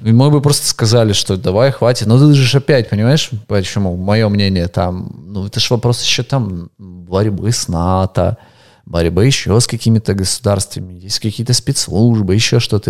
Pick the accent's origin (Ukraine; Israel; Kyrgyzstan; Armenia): Ukraine; also born or lived in Russia; я украинец